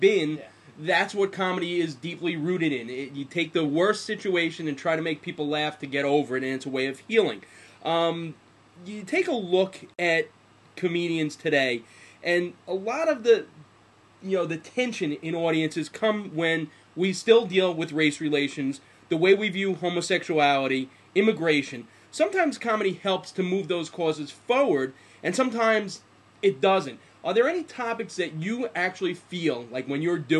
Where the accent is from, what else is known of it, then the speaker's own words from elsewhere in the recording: United States; I'm American